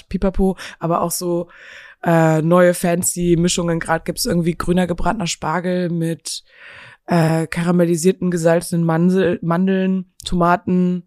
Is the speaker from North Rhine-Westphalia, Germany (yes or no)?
yes; Geilenkirchen, North Rhine-Westphalia, Germany; moved away as an adult; now in Berlin, Germany; geboren aber in Geilenkirchen in Nordrhein-Westfalen